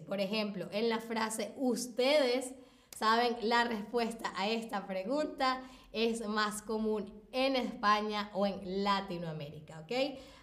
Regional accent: Venezuela; yo nací en Venezuela, así que he estado ahí.

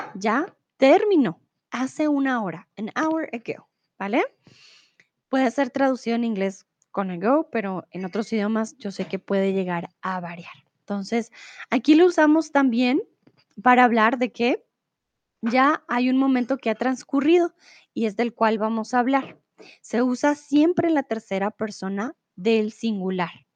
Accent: Colombia; now in Mexico; Soy de Colombia, pero ahora vivo en México.

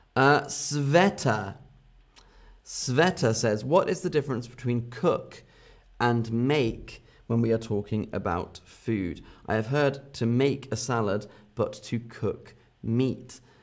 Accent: London area, South East England, United Kingdom; accent: Southern British; I have a Southern British accent. So I, I have an accent from the south of England.

